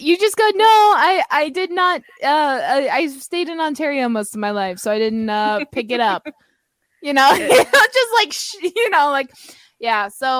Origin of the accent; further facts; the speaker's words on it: England, United Kingdom; I'm English.